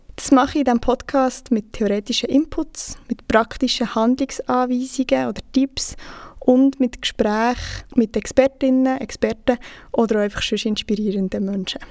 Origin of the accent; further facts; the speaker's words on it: Bern, Switzerland; ich bin 26 und ich komme aus Bern